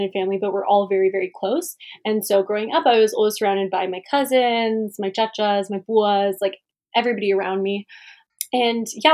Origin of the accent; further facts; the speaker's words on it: Calgary, Alberta, Canada; I grew up in Calgary, born and raised